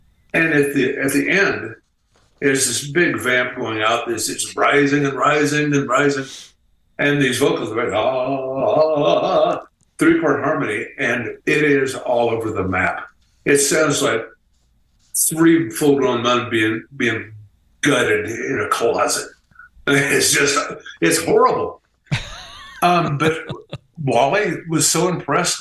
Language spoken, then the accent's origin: English; Midwest, United States; we're from the Midwest. We were all pretty grounded guys